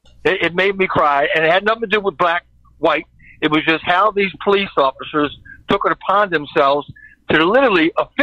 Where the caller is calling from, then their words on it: Baltimore, Maryland, United States; Hey, man. … from Baltimore.